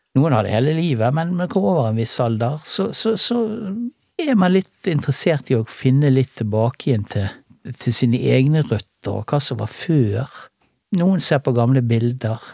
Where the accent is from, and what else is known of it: Bergen, Vestland, Norway; born or raised there; also born or lived in Salhus / Åsane / Paradis